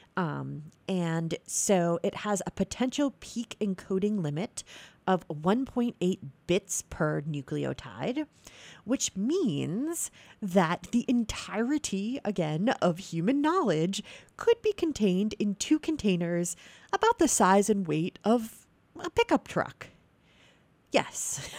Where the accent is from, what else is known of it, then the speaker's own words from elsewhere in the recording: New England, United States; I'm from New England.